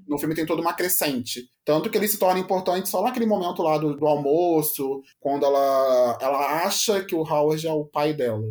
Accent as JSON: {"language": "Portuguese", "region": "Rio de Janeiro", "country": "Brazil", "moved": "yes", "lives_now": "Curitiba, Brazil", "said": "Sou carioca, mas atualmente estou morando em Curitiba"}